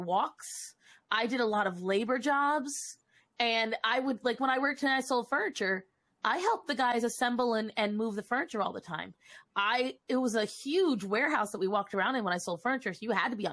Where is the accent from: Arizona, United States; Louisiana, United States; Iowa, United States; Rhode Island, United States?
Rhode Island, United States; moved away as an adult; now in North Carolina, United States; I lived in Rhode Island for the first 26 years of my life.